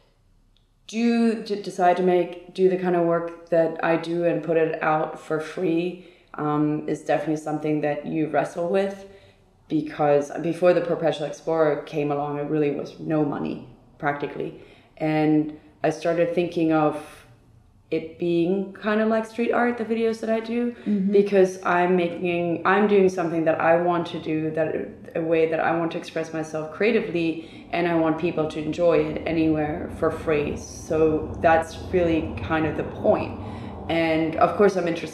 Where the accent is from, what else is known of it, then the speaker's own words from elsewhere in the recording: Hamburg, Germany; also born or lived in New York; now in Berlin, Germany; I'm originally from Hamburg, Germany